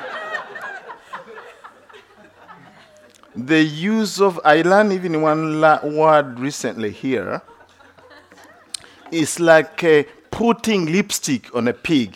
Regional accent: Uganda; now in United States; United States is my second home. I have two homes. One is Uganda, another one, United States

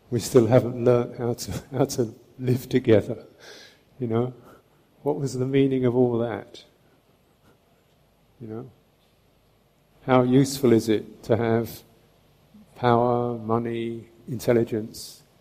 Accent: England, United Kingdom; I'm from England.

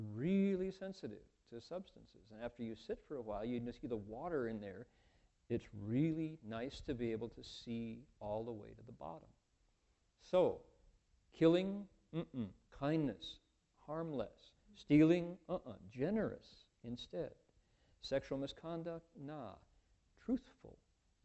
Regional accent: Toledo, Ohio, United States; moved away; I grew up in Toledo

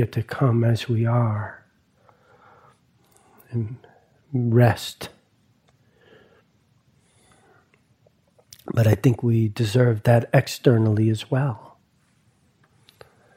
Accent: East Coast, United States; moved away; growing up on the East Coast around a lot of Italians and a lot of Catholicism

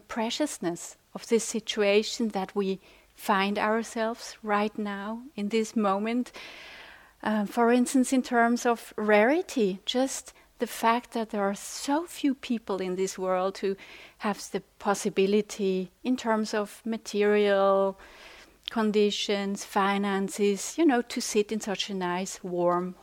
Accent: Switzerland; English is a second language; I'm from Switzerland

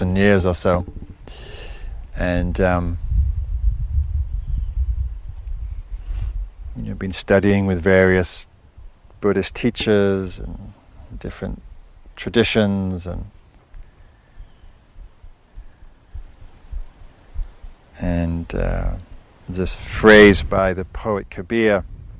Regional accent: the north of England, United Kingdom; moved away as an adult; now in United States; growing up in England, up in the north, which is wild, but not very wild like this.

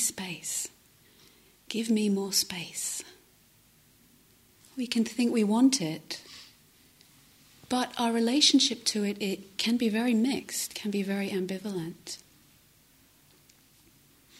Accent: London, United Kingdom; moved away as an adult; now in Devon, United Kingdom; I was from the city, I'm from South London

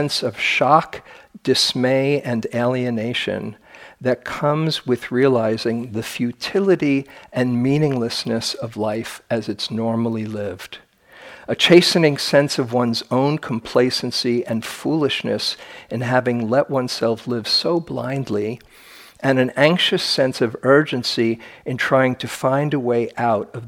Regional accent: New York, United States; I'm from New York

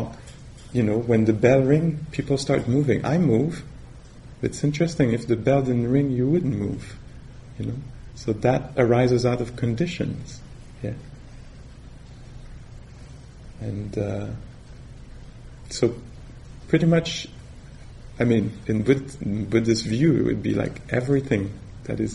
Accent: Canada; accent: French Canadian; English is a second language

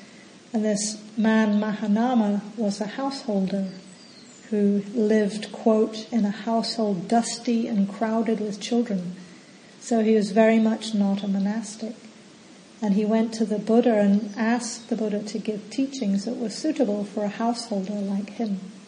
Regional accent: England, United Kingdom; also born or lived in New Zealand; now in Australia; So for example, I grew up in England and New Zealand.

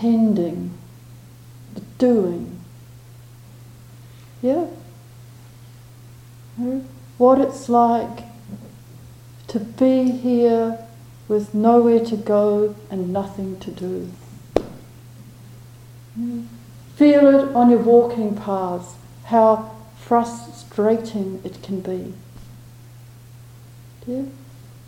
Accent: New Zealand; I'm a Kiwi, used to lots of space

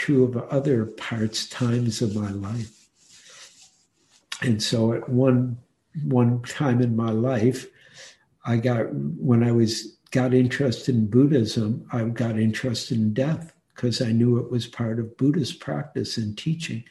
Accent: Detroit, Michigan, United States; moved away as an adult; also born or lived in New York City; now in San Francisco, United States; I was born in Detroit and lived in Detroit and had some really hard dukkha in Detroit, and also loved Detroit totally. It was such a great city when I was a boy

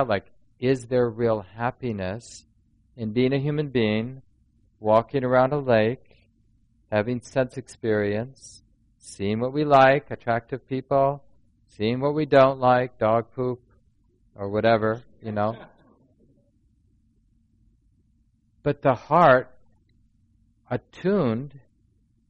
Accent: Minneapolis, Minnesota, United States; I grew up in Minneapolis

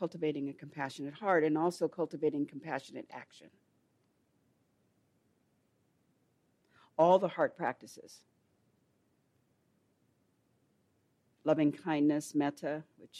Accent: Los Angeles, California, United States; moved away; I grew up in Los Angeles in South LA.

